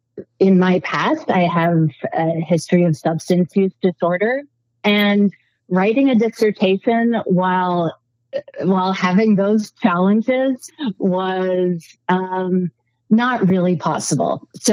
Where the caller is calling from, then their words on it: Colorado, United States; I am calling from not just Colorado, but a dirt road off of a dirt road on a farm in Colorado.